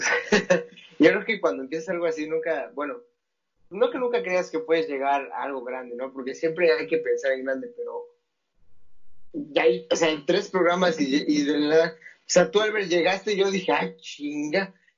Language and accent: Spanish; Mexico City, Mexico; now in Mérida, Mexico; yo soy de la Ciudad de México, vivo en Mérida, pero soy de la Ciudad de México